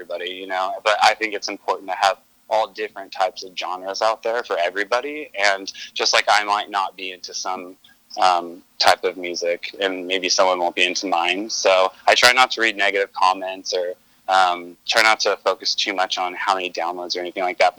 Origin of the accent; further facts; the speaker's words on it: Stockton, California, United States; I grew up in Northern California in Stockton.